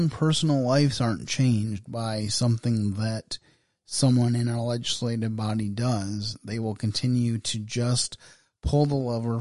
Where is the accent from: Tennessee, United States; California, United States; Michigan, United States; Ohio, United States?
Michigan, United States; my home state of Michigan